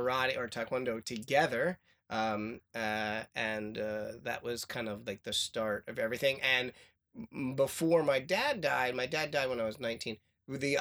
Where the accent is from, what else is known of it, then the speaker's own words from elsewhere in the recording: Eastchester, New York, United States; I grew up on the border of Eastchester and Scarsdale, New York